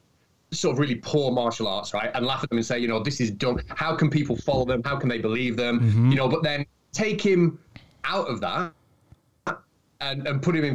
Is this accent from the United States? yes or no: no; United Kingdom; compared to America, we're such a small country